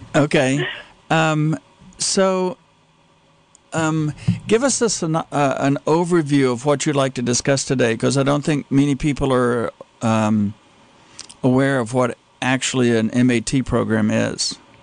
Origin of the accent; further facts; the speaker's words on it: Texas, United States; I grew up in Texas